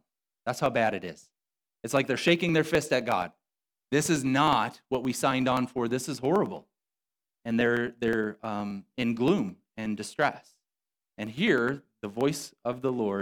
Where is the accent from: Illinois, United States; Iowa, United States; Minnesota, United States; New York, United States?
Illinois, United States; Rockton; I grew up in Rockton, but I'm west of Rockton. I'm out there. I grew up on the tree farm, and so my address was Rockton